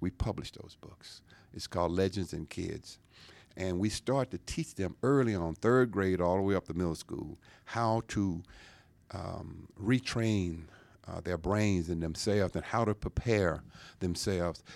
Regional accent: Louisiana, United States; now in Georgia, United States; growing up in Louisiana

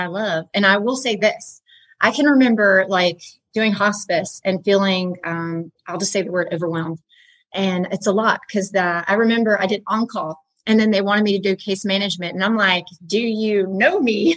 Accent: Woodstock, Georgia, United States; now in Rome, United States; I'm not from Rome originally. I was in Woodstock, Georgia

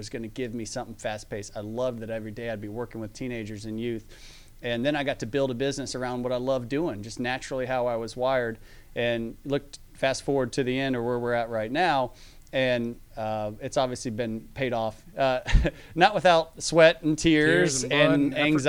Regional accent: Atlanta, Georgia, United States; growing up in Atlanta

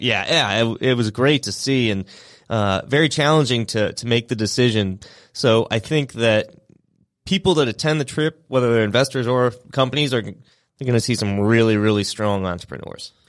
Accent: St. Louis, Missouri, United States; moved away as an adult; now in Atlanta, United States; I am from Saint Louis, Missouri. I moved down to Atlanta about nine years ago.

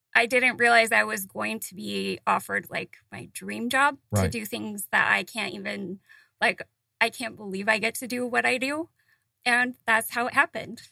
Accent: Utah, United States; moved away; I grew up in Utah

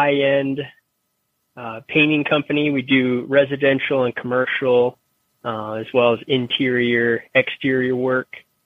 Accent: Denver, Colorado, United States; I'm originally from Denver, Colorado, and I went to school out of state. I went to Michigan State

